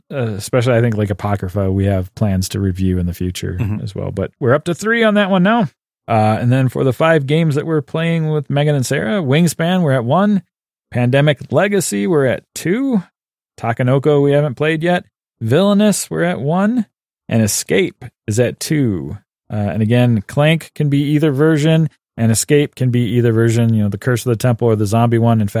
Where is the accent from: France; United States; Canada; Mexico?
Canada; I'm the Canadian.